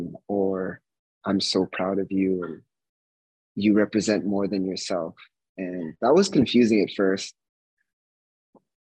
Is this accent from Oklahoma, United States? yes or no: no; Bay Area, California, United States; moved away; also born or lived in Flagstaff, Arizona; I was born in the Bay Area of California